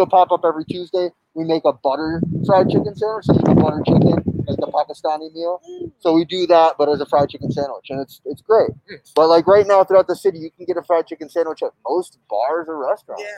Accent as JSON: {"language": "English", "country": "Mexico", "tie": "born or raised there", "moved": "yes", "said": "I grew up drinking Coca-Cola, like, and in Mexico, like I was born in Mexico, my family's all in Mexico"}